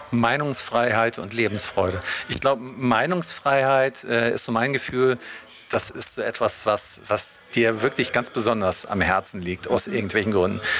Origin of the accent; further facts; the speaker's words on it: Detmold, North Rhine-Westphalia, Germany; born there; Ja, ich bin jetzt mal nicht aufgewachsen, aber ich bin in Detmold geboren.